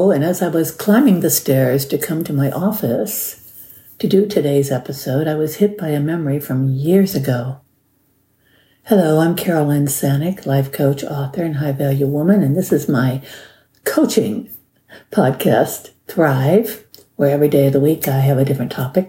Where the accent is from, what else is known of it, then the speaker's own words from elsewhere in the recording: Cleveland, Ohio, United States; I grew up in Cleveland, Ohio, and we had this amusement park on Lake Erie called Euclid Beach Park.